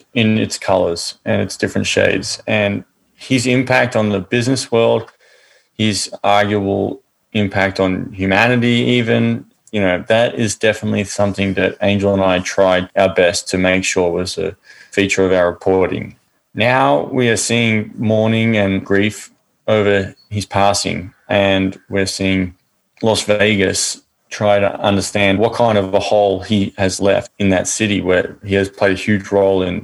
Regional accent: Australia; I grew up in Australia, very middle-class family

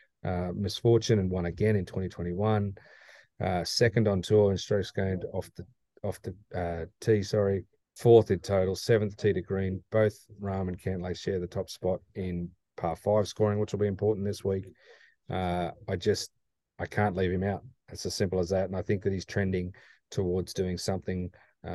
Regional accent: Australia; moved away; I come from Australia

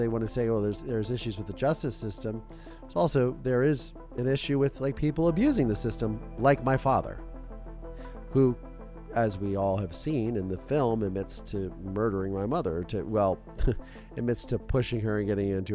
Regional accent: Ohio, United States; we're all from Ohio in the Midwest

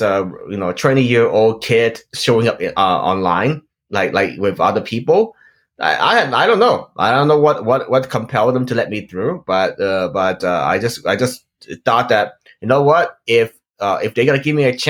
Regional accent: Los Angeles, California, United States; also born or lived in Hong Kong; I grew up in Los Angeles, California. I'm originally born from Hong Kong, so I've been here in the United States for 10 years.

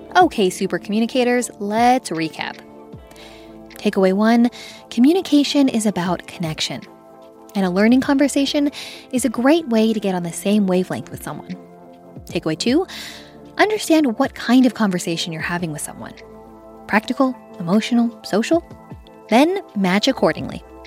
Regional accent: Los Angeles, California, United States; I'm from L A. I, I grew up in the San Fernando Valley

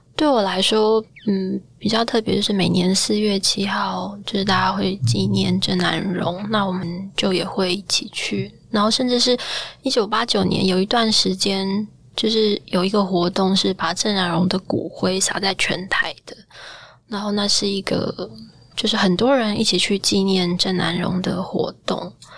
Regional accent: Taiwan; 我作为一个台湾人

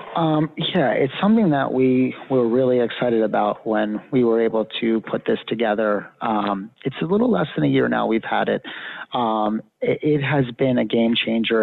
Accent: Pennsylvania, United States; moved away; I'm actually from Pennsylvania originally

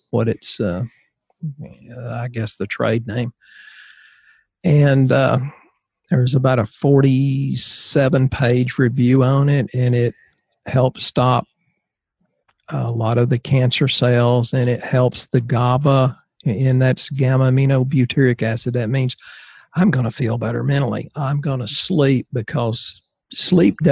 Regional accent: Bible Belt, the South, United States; I'm from the Southern Baptist Bible Belt

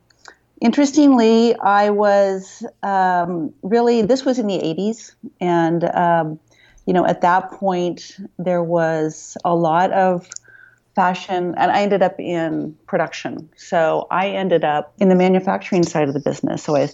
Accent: Midwest, United States; moved away as an adult; now in San Francisco, United States; I grew up in the Midwest.

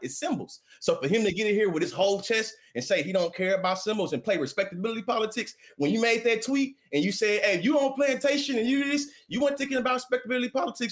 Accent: Texas, United States; I'm from down here. I still live on the plantation

